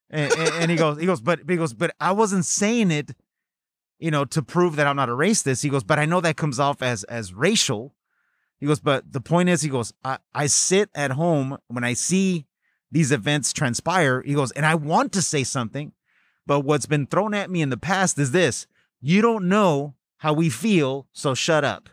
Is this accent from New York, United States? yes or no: no; Pacoima, California, United States; growing up in the San Fernando Valley in a city called Pacoima